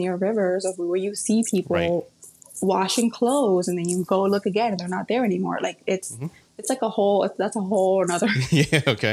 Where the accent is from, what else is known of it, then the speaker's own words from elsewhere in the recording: Colombia; moved away; I grew up in Colombia